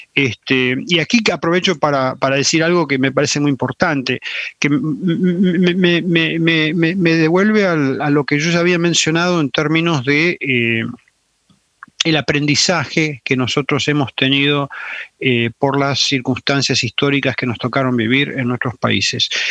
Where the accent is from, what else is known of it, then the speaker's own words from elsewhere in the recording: Salta, Argentina; moved away; also born or lived in Chile / La Plata, Argentina / Buenos Aires, Argentina; me crié en Salta, por esa razón, o pasé una buena parte o la mejor parte de mi infancia en Salta